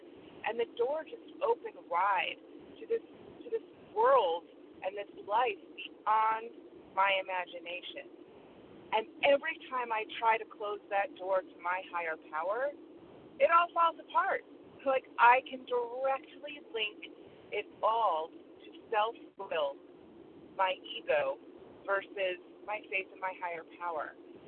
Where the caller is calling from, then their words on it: Connecticut, United States; Good morning, Jen. … from Connecticut.